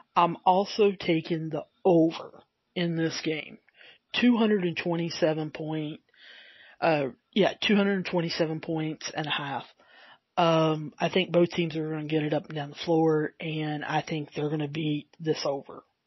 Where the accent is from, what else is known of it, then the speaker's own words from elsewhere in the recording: the South, United States; accent: southern; I do have my southern accent, and sometimes it's harder harder to understand